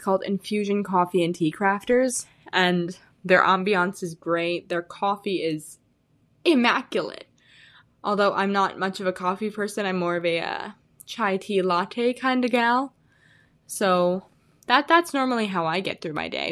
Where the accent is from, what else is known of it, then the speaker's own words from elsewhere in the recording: Illinois, United States; now in Arizona, United States; I'm originally from Illinois. I said I was from the Midwest last time. I am from Illinois.